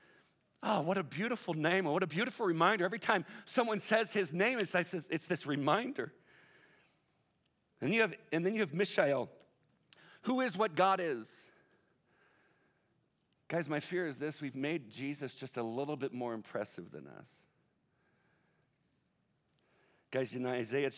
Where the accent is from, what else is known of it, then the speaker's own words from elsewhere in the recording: Southern California, United States; I'm from Southern Cal.